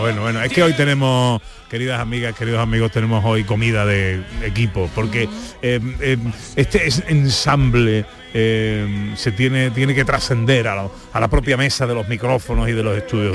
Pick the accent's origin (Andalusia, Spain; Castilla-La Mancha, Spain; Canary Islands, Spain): Andalusia, Spain; Mi tierra ¿eh? es Andalucía